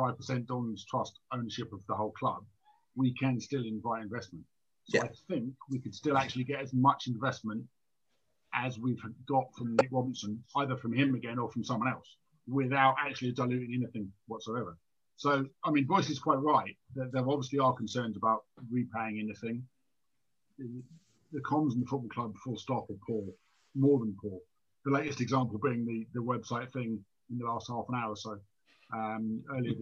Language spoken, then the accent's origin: English; London, United Kingdom; I grew up in Wimbledon a long time ago, 70s and 80s